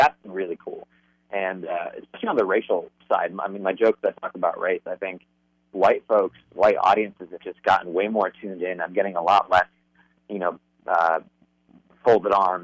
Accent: Phoenix, Arizona, United States; also born or lived in Dallas; now in Los Angeles, United States; I grew up in Arizona, in like conservative Arizona

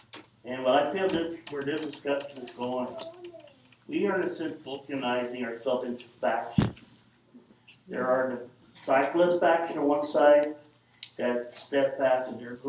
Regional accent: Los Angeles, California, United States; I grew up in the Ramona Garden Project, one of the more poor neighborhoods in the city of Los Angeles, Boyle Heights.

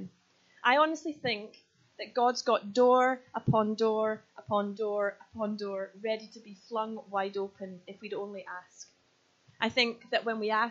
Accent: Scotland, United Kingdom; I am Scottish

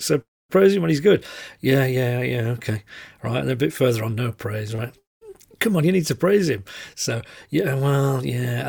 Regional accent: the north of England, United Kingdom; accent: northern; I'm very aware of my northern accent

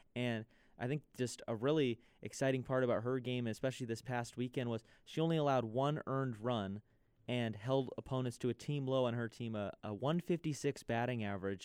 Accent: San Diego, California, United States; moved away; San Diego, my hometown.

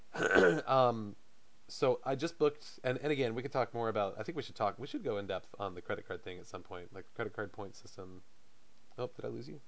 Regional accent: South Carolina, United States; I'm from South Carolina.

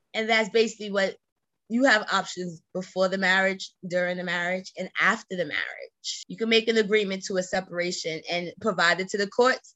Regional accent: New York City, New York, United States; I come from Brownsville. All people do is yap

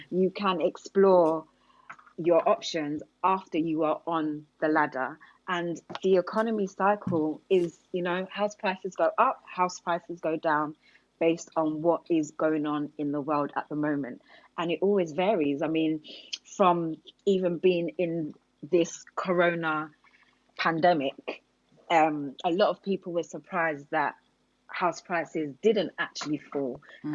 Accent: Hertfordshire, East of England, United Kingdom; also born or lived in Enfield, London; I actually grew up in Hertfordshire.

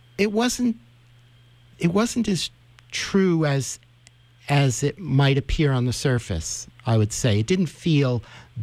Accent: New York City, New York, United States; also born or lived in Spain; growing up in New York City.

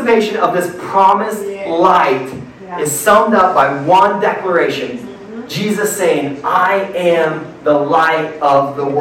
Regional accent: Midwest, United States; I grew up in the Midwest

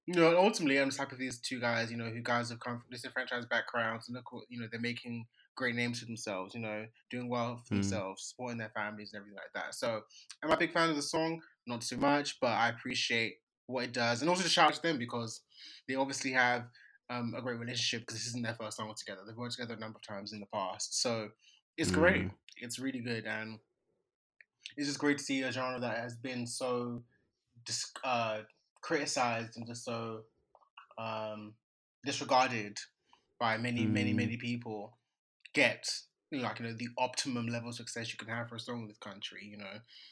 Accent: Nigeria; I'm Nigerian

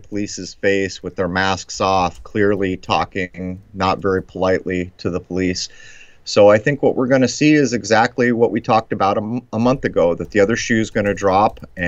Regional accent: La Mesa, California, United States; moved away; also born or lived in Lemon Grove; my hometown

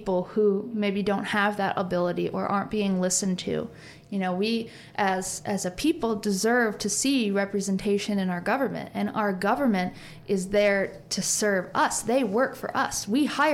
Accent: Valparaiso, Indiana, United States; I was raised in Hilltop, and there were any type of person that you could imagine, they're in this neighborhood.

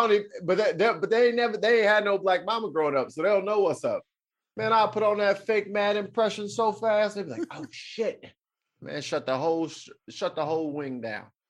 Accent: St. Louis, Missouri, United States; now in Chicago, United States; I'm up in Chicago now. I'm from St. Louis

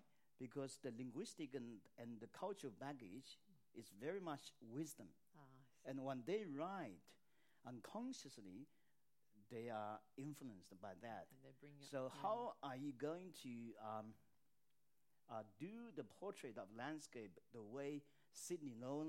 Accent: China; now in Australia; I grew up on the Yangtze. My early life was full of the Yangtze because I went swimming on a daily basis in summer.

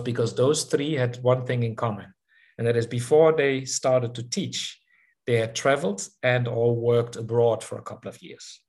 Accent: southern Netherlands, Netherlands; moved away as an adult; now in South Africa; 60s, uh, the south of the Netherlands, close to the German and Belgian border

